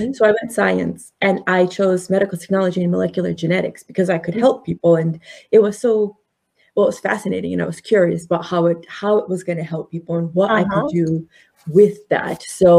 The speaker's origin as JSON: {"language": "English", "region": "Connecticut", "country": "United States", "tie": "born or raised there", "also_born_or_lived": "India", "said": "So I was born in India. Mm-hmm. We moved here to Connecticut in 1979"}